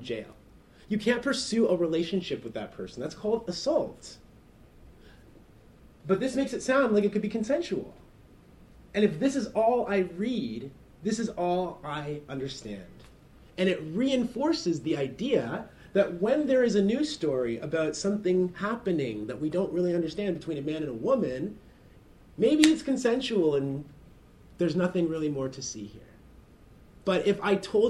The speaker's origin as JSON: {"language": "English", "town": "Oshawa", "region": "Ontario", "country": "Canada", "tie": "born or raised there", "said": "I grew up just outside of Toronto in a suburb called Oshawa."}